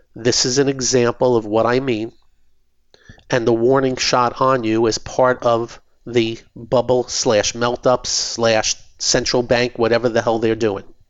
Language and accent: English; New York City, New York, United States; I was born in Brooklyn